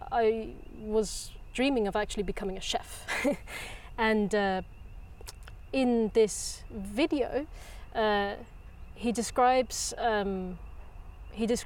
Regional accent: England, United Kingdom; moved away as an adult; also born or lived in Germany; now in Copenhagen, Denmark; I come from England, um, but I haven't lived there for quite some years.

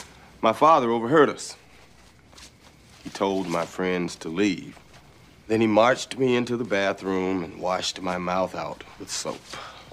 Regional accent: New York City, New York, United States; You ever been to New York City? I grew up in New York. We lived in a nice part of Harlem.

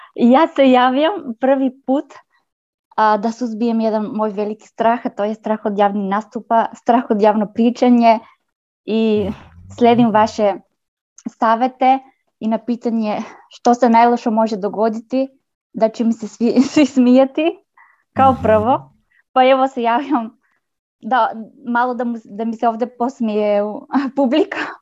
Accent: North Macedonia; Croatian is a second language; ja sam iz Makedonije, ne razumem, ne pričam dobro hrvatski

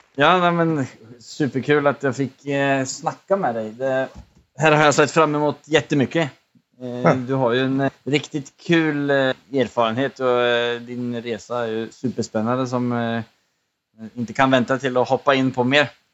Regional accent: Sweden; now in Norway; vi båda kommer från Sverige

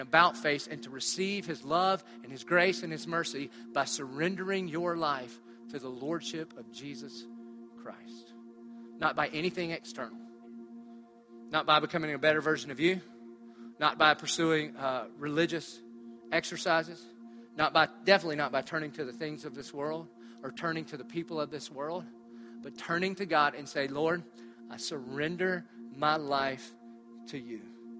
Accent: Southern United States, United States; But I'm from the South. So I grew up in church. Who didn't grow up in church?

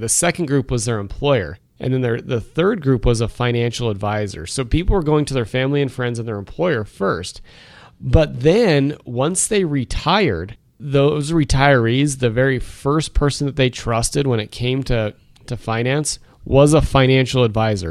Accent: Wyoming, United States; also born or lived in Rhode Island; growing up in Wyoming

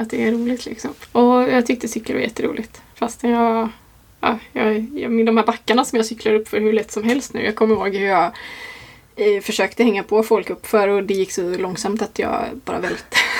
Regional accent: Gränna, Jönköping County, Sweden; moved away as an adult; also born or lived in London; jag ville bort från, från Gränna där jag är uppvuxen.

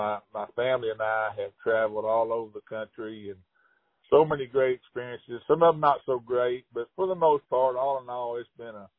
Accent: Hot Springs, Arkansas, United States; And I grew up in Hot Springs, and gosh, yeah, I can remember my dad picking me up, you know, at the schoolyard and in grade school, and going straight to the lake

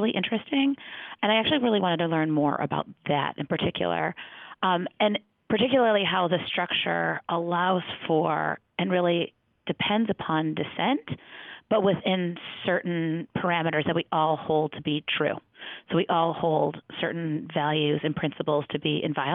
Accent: Detroit, Michigan, United States; I am from the Detroit area. I grew up in a suburb outside of Detroit

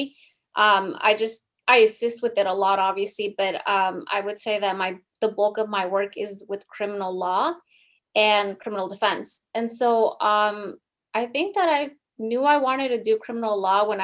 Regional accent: United States; first language Spanish; English is a second language; My parents are from Mexico, but I obviously was born here in the United States. I'm a second language learner. My parents only speak Spanish

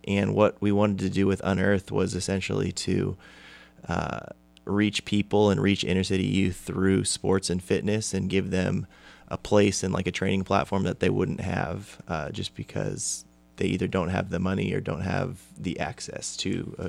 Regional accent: California, United States; I'm actually from California.

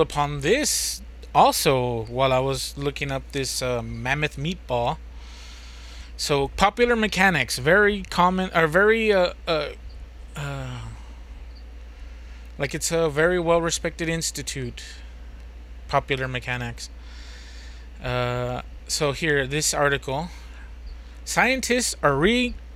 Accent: United States; I'm American

